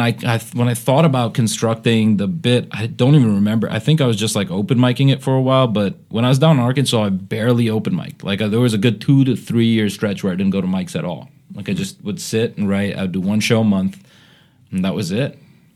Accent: Bahrain; I grew up in Bahrain, Middle East, and that's where the bit comes from, right?

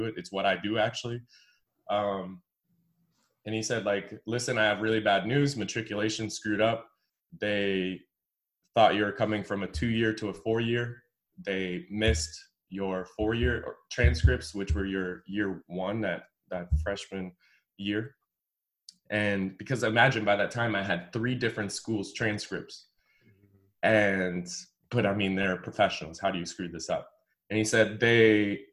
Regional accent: Evanston, Illinois, United States; I grew up in Evanston

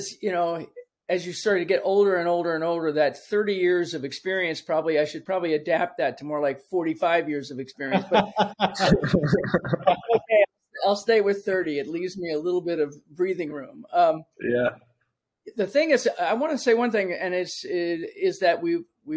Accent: Washington, District of Columbia, United States; moved away as an adult; now in Florida, United States; I grew up in Washington, D.C., and so almost everything I did initially until I moved here to Florida about 15 years ago has been in the city because I was born and raised in the city

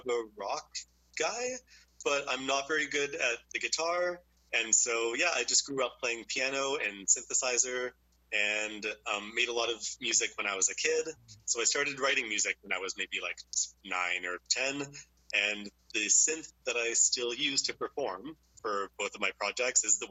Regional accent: Nanaimo, British Columbia, Canada; I grew up in Nanaimo

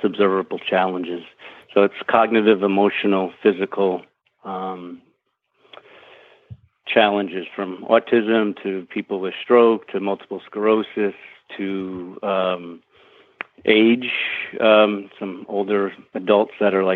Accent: New York City, New York, United States; also born or lived in Northeast Pennsylvania; now in Pennsylvania, United States; I'm originally from Brooklyn, New York.

